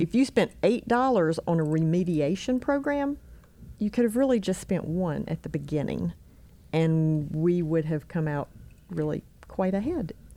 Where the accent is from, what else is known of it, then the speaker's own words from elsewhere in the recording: Albemarle, North Carolina, United States; moved away as an adult; now in Rock Hill, United States; I grew up actually in, um, Albemarle, North Carolina, on the other side of Charlotte.